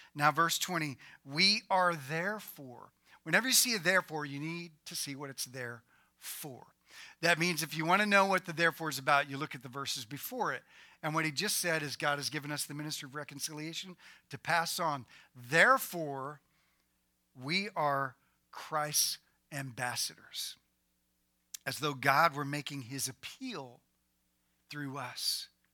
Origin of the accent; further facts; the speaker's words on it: United States; I was born in America